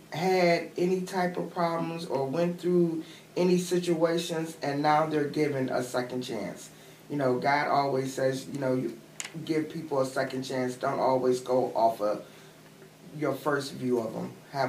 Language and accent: English; Wheaton, Illinois, United States; I'm from Wheaton, Illinois.